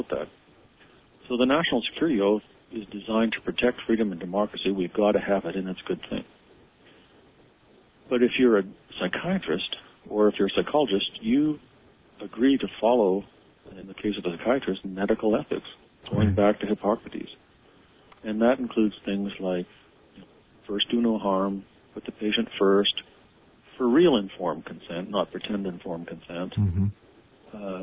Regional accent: Canada; moved away; somebody who grew up as Canadian, now has U.S. and Canadian dual citizenship

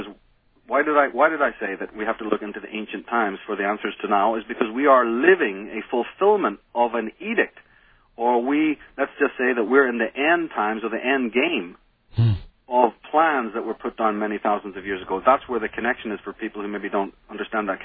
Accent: Belfast, Northern Ireland, United Kingdom; moved away; growing up in Belfast

